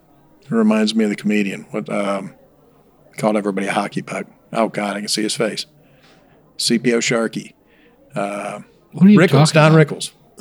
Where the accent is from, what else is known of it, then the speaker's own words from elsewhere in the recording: the South, United States; I'm from the South.